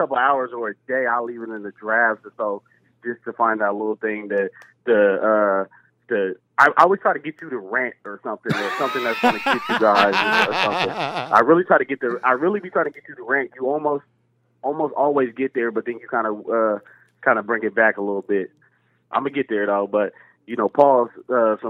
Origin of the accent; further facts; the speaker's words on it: Bay Area, California, United States; now in Sacramento, United States; I'm from the Bay Area